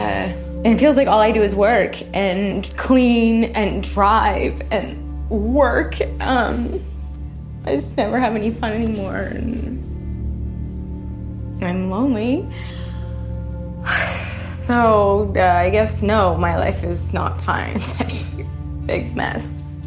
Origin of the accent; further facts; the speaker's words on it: Philadelphia, Pennsylvania, United States; born there; I was born here in Philly. I got my finance degree from Penn, and now I work as an accountant at an investment firm.